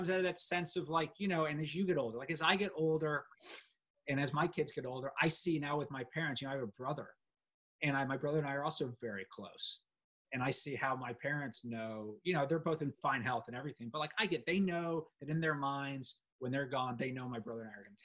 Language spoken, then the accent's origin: English; London, United Kingdom; but I grew up in London, and I love London.